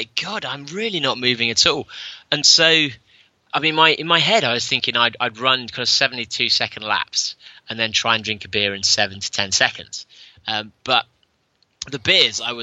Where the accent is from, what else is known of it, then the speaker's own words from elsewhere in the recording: England, United Kingdom; Third English, which meant I qualified for the England team